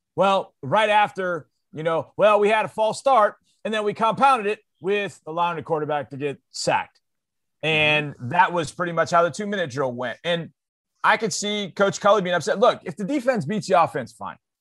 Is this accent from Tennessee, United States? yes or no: no; Houston, Texas, United States; my my hometown Houston